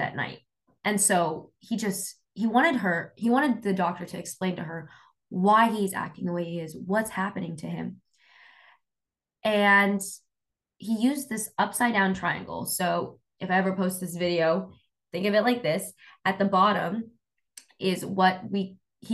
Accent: Sacramento, California, United States; I grew up in Sacramento

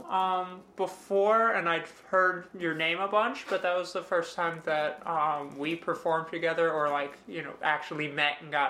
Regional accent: Edison, New Jersey, United States; I was born in Central Jersey, and I still live in Central Jersey.

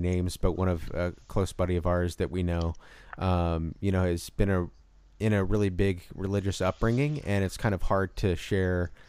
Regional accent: Illinois, United States; I'm from Illinois and just kind of a smaller town in Illinois

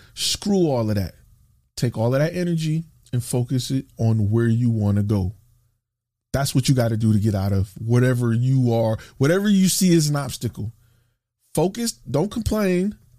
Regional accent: Dallas, Texas, United States; I'm from Dallas. I'm, I live in Dallas

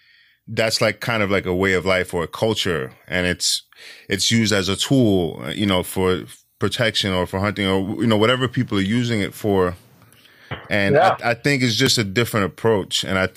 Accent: New York City, New York, United States; I'm from New York City, and I think, you know, it's mostly like a liberal city.

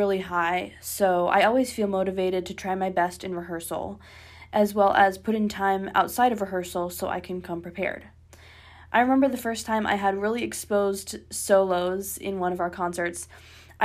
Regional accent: Ypsilanti, Michigan, United States; I'm from Ypsilanti, Michigan, which is about 15 minutes away from the School of Music

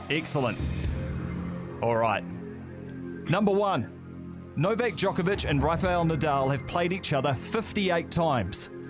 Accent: Taranaki, New Zealand; Uh, from the Naki.

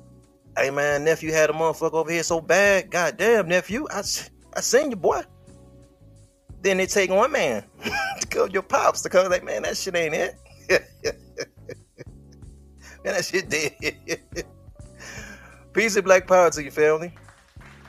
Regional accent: Detroit, Michigan, United States; I'm from Detroit

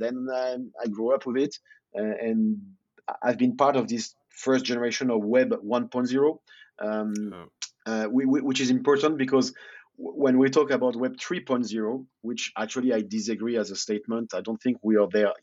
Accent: Lyon, Auvergne-Rhône-Alpes, France; English is a second language; moved away as an adult; now in Malta; in Lyon, my home city

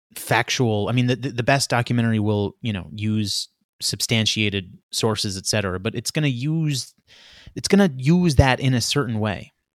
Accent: New York City, New York, United States; Queens where I grew up, Queens, uh, the border of Queens, Long Island.

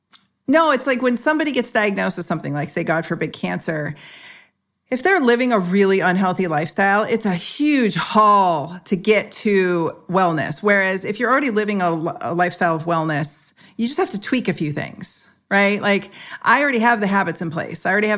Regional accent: San Jose, California, United States; I was sprayed with malathion when I was a kid growing up in San Jose in Northern California when they were spraying the fruit flies.

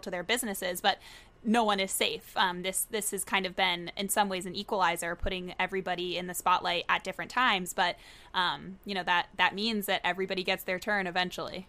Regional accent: Tallahassee, Florida, United States; moved away as an adult; also born or lived in Virginia / New York; now in Boston, United States; was born and raised in Tallahassee, Florida, lived there my whole life

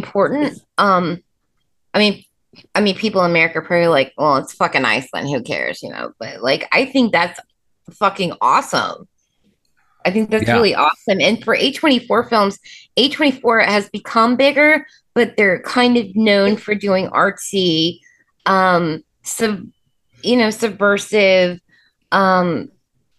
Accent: Indianapolis, Indiana, United States; We're from Speedway in Indianapolis, you know, big city, crazy place, but we moved to the suburbs.

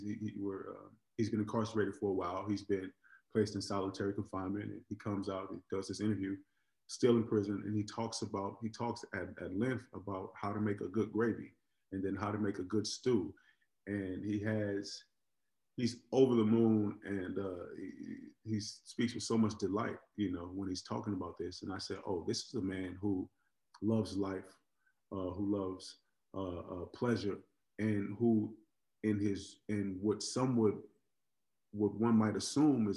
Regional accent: Oakland, California, United States; I grew up in Oakland, California

